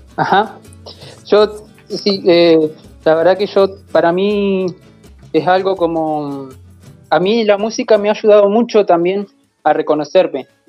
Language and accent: Spanish; a village of the Línea Sur, Río Negro, Argentina; now in Fiske Menuco, Argentina